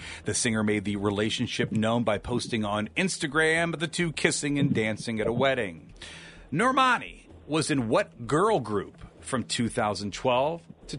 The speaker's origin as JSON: {"language": "English", "town": "Akron", "region": "Ohio", "country": "United States", "said": "I'm from Akron originally."}